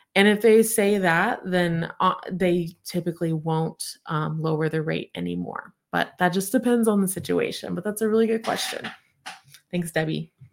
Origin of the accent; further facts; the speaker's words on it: Tulsa, Oklahoma, United States; moved away as an adult; now in Oklahoma City, United States; it's a Tulsa number, but I live in Oklahoma City. 'cause I'm from Tulsa.